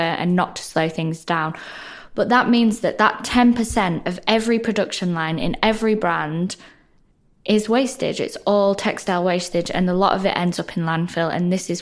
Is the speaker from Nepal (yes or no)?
no; the north of England, United Kingdom; accent: northern; I'm a northerner, which you can probably tell by my accent